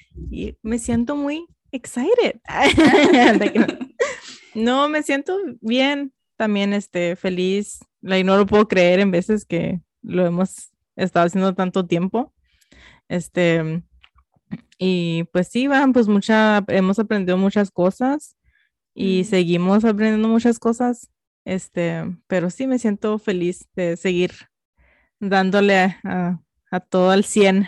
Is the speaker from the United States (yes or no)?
yes; United States; first language Spanish; somos Mexican American, somos mexicanas americanas